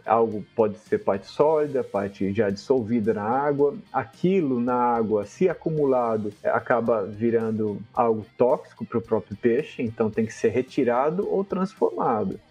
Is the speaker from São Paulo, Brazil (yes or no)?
yes; Piracicaba, São Paulo, Brazil; Piracicaba, onde eu sou nativo, né? Eu nasci em Piracicaba